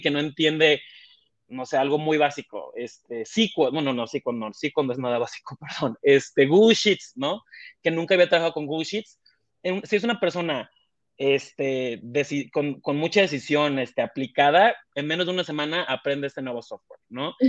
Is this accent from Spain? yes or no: no; Mexico; moved away as an adult; now in Mexico City, Mexico; mexicano, ¿no? De hecho, yo ahorita justo estoy en la Ciudad de México, yo no nací aquí en la Ciudad de México, yo vengo de, un pueblito costero